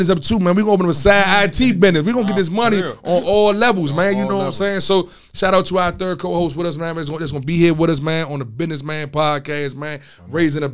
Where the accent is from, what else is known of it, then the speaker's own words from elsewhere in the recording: Landover, Maryland, United States; coming up in my hood, you know, my hood, I'm from Landover. I'm from Kenland.